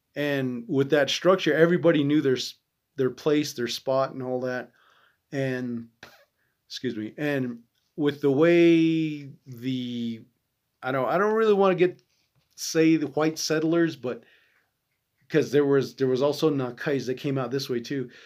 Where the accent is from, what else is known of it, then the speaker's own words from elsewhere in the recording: United States; me being an American